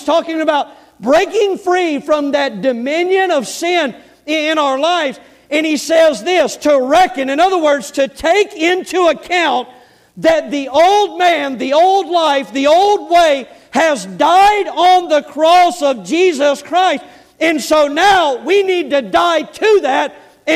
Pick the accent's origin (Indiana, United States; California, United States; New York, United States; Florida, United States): Florida, United States; Florida Panhandle, United States; accent: southern; I'm from L.A., Lower Alabama. Amen. The panhandle of Florida right there